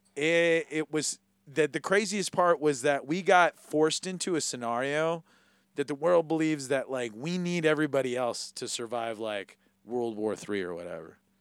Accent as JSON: {"language": "English", "region": "Hawaii", "country": "United States", "said": "as a Hawaiian"}